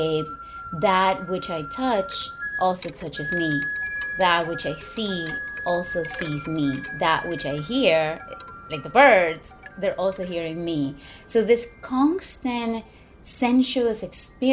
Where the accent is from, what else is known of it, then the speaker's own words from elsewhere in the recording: Ecuador; moved away as an adult; also born or lived in New York City, United States; now in upstate New York, United States; I am born in New York City. And I grew up in Ecuador. My parents, we moved to Ecuador when I was about 2 years old